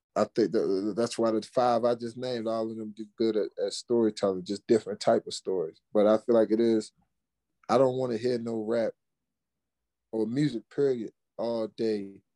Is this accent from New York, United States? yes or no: no; Baltimore, Maryland, United States; also born or lived in Fort Washington, Maryland; I'm from Baltimore. We don't even listen to go go. That's DC shit.